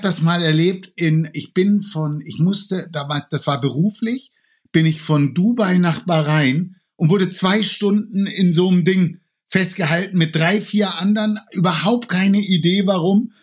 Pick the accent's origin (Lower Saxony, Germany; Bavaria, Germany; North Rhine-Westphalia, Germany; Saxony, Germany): Bavaria, Germany; Franconia; now in Cologne, Germany; ich komme ursprünglich aus Franken. Ich lebe jetzt seit knapp 40 Jahren in Köln